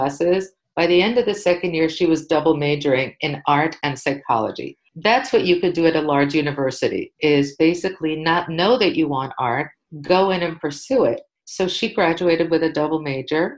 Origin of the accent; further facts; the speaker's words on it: New York City, New York, United States; I grew up in New York City